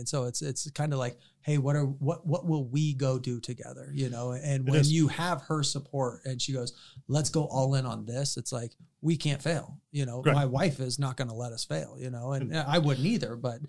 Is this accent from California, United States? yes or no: yes; San Francisco, California, United States; No, I'm from San Francisco.